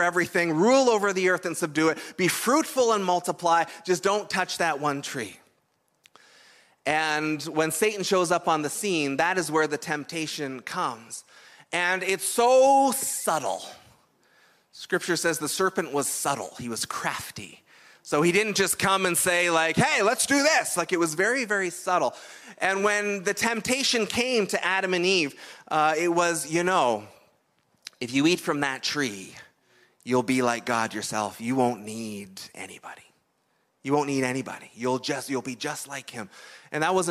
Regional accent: Canada; we're Canadian

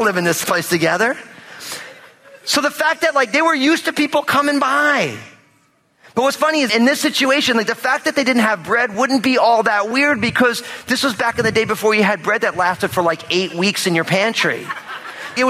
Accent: New Jersey, United States; I'm all Italian from New Jersey, which means that people always showed up at my house growing up

